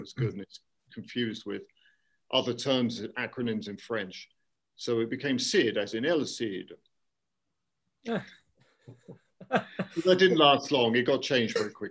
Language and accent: English; London, United Kingdom; moved away as an adult; also born or lived in Bristol / Paris / South Carolina; now in South Korea; I'm from London. I was born in London.